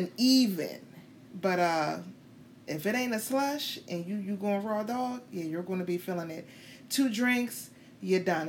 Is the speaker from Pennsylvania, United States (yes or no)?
yes; Pittsburgh, Pennsylvania, United States; I'm from Pittsburgh, Pennsylvania, I ain't from no Tallahassee